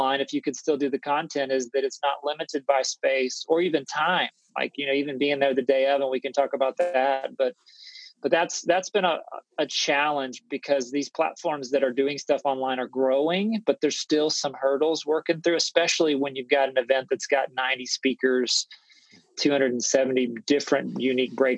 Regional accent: Houston, Texas, United States; born and raised in Houston

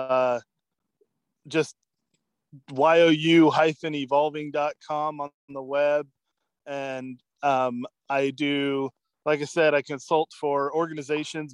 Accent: Oregon, United States; also born or lived in Ohio; I was raised here in Oregon

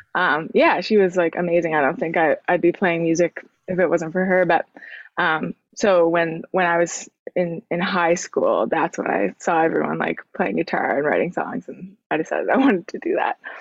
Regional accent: Sydney, Nova Scotia, Canada; moved away as an adult; now in Halifax, Canada; I grew up in Cape Breton, uh, which is a little island

